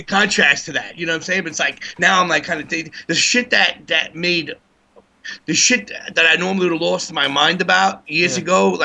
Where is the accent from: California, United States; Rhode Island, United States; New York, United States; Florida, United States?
New York, United States; New York City; I grew up in Bedford, in Bay Ridge